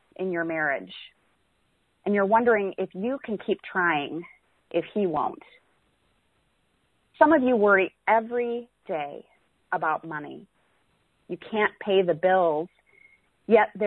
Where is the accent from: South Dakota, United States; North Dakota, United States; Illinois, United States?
South Dakota, United States; moved away as an adult; now in Missouri, United States; So I am originally from South Dakota. I am from the cold northern state of South Dakota, where it seems like perpetual winter.